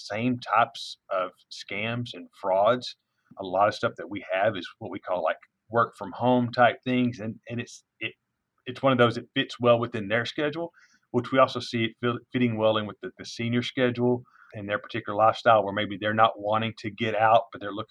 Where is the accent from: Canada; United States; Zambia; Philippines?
United States; East Texas; moved away as an adult; now in Denton, United States; I'm originally from East Texas